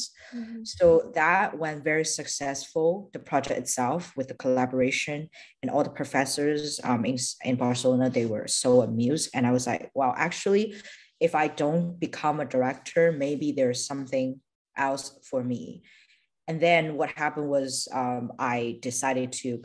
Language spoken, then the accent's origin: English; China; moved away as an adult; also born or lived in United States; So I am Chinese. I grew up in China. After 18, I moved to the US for my undergrad study.